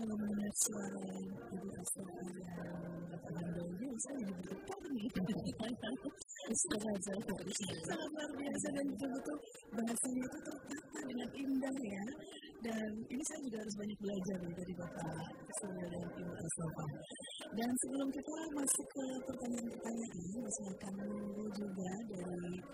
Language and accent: Indonesian; Java, Indonesia; first language Javanese; Indonesian is a second language; saya asli orang Jawa, sehingga bahasa ibu saya ya bahasa Jawa.